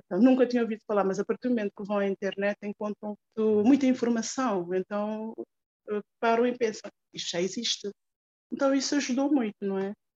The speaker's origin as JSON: {"language": "Portuguese", "country": "Cape Verde", "moved": "yes", "said": "foi há 20 anos, quando eu saí de Cabo Verde"}